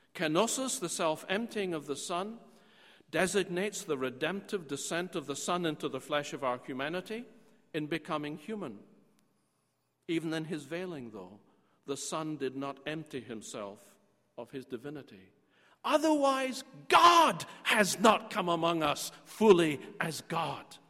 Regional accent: Scotland, United Kingdom; moved away; I'm a Scot and I'm often back in Scotland

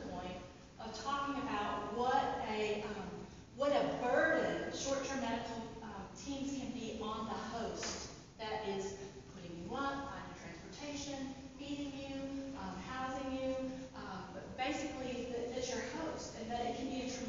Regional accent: United States; as American Christian physicians

